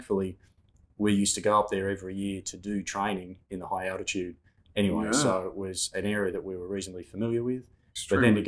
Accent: Katoomba, New South Wales, Australia; Born and raised in Katoomba in the Blue Mountains in New South Wales.

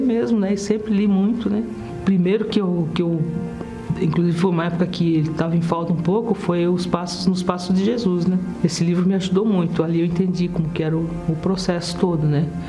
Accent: Brazil; also born or lived in Sweden; Eu aqui no Brasil eu sou imigrante, né, junto com a minha família. Eu cheguei aqui com perto de, de fazer três anos de idade

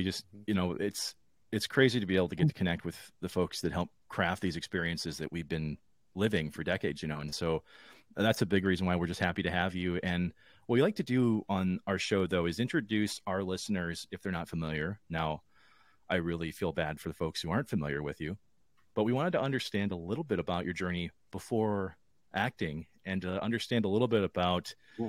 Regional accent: Wisconsin, United States; accent: Northern Midwestern; I'm from Wisconsin. That's where we're calling you from.

